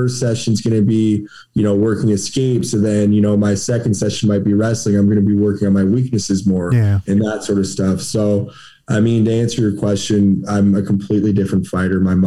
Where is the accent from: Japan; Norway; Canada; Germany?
Canada; I'm from Canada